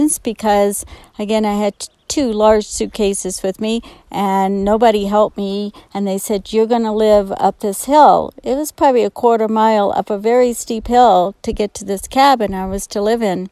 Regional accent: New Orleans, Louisiana, United States; moved away as an adult; now in Estes Park, United States; I was born and raised in New Orleans and had never seen a mountain.

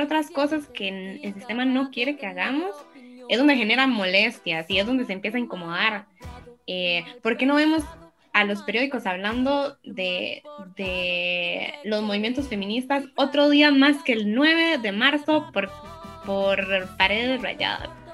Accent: San Ramón, Alajuela, Costa Rica; quiero mucho a San Ramón y me siento moncheña

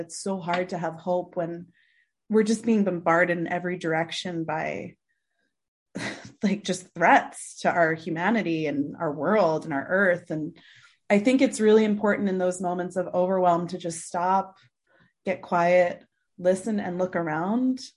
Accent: Mendham, New Jersey, United States; moved away as an adult; now in Nepal; I grew up in the suburbs in this, um, in the northwest, uh, of Jersey, this little town called Mendham

